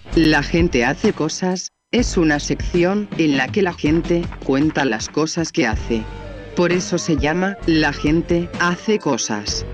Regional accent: Tucumán, Argentina; moved away; yo soy tucumana

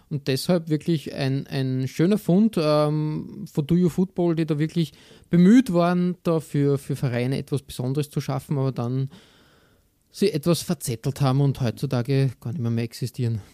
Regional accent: Austria; als Österreicher

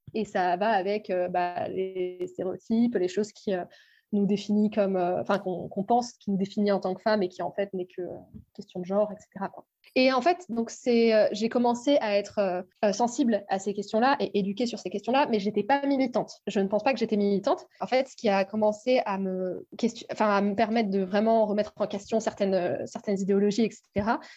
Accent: Brittany, France; moved away; Je suis bretonne.

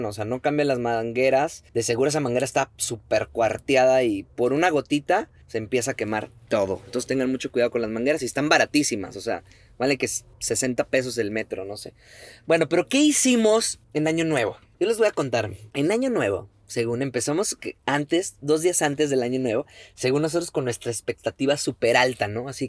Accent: Mexico; now in Greenville, United States; Como buenos mexicanos

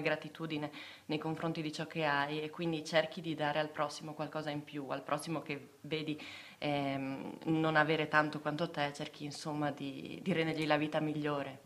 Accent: Basiliano, Friuli-Venezia Giulia, Italy; sono originaria di Basiliano

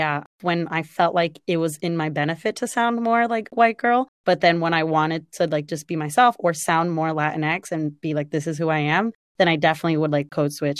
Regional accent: Los Angeles, California, United States; accent: Valley girl; moved away as an adult; now in New York, United States; oh, yeah, I'm from LA. They're like, oh, I hear it. And I'm like, what does that mean? And they're like, oh, yeah, you sound like a Valley girl.

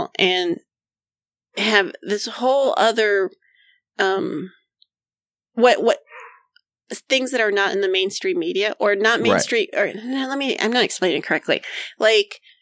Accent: Miami, Florida, United States; now in Wilmington, United States; I'm from Miami.

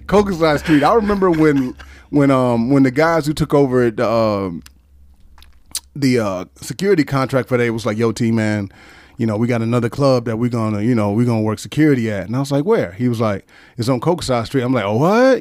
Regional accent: Detroit, Michigan, United States; moved away as an adult; now in Okinawa, Japan; I'm from Detroit, Michigan

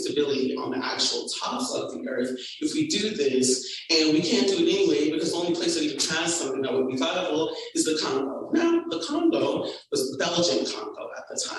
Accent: Atlanta, Georgia, United States; I was raised in East Atlanta, very international population as well

